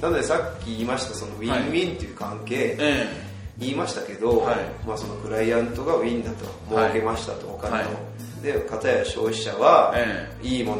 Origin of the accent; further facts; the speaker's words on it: Kumamoto, Japan; moved away as an adult; now in Lilongwe, Malawi; 私実家熊本なんですけど